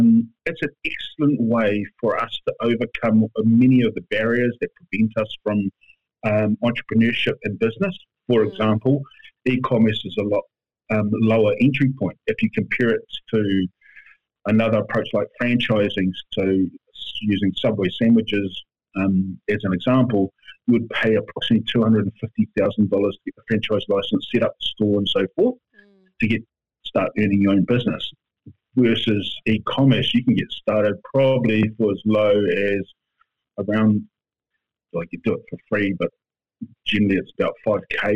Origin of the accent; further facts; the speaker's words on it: East Cape, North Island, Gisborne, New Zealand; moved away; also born or lived in Perth, Australia; I'm Ngāti Konohi from the East Cape of the North Island of New Zealand.